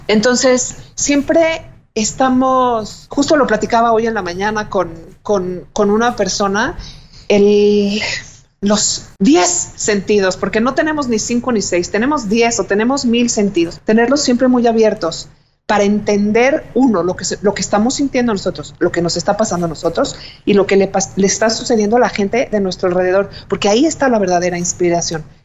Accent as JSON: {"language": "Spanish", "country": "Mexico", "said": "como mexicanos"}